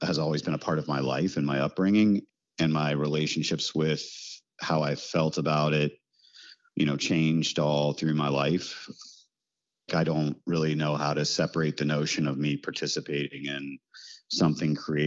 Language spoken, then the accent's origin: English; Parkersburg, West Virginia, United States; now in New Orleans, United States; I was raised in Parkersburg, West Virginia